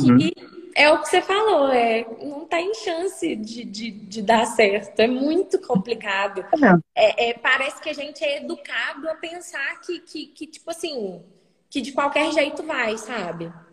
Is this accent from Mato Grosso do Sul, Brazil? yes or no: no; Guarani, Minas Gerais, Brazil; born or raised there; also born or lived in Hackensack, New Jersey, United States; now in Juiz de Fora, Brazil